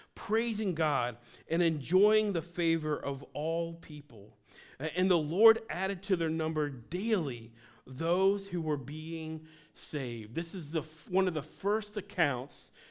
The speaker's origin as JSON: {"language": "English", "town": "Cincinnati", "region": "Ohio", "country": "United States", "said": "I'm from Cincinnati"}